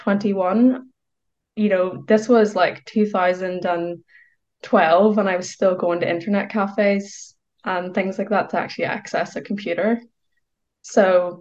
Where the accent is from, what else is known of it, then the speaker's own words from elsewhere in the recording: Northern Ireland, United Kingdom; I grew up in Northern Ireland.